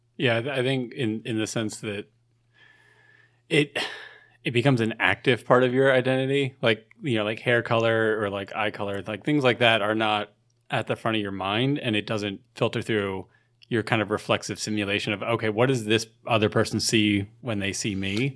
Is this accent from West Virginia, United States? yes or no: no; New Jersey, United States; being from South Jersey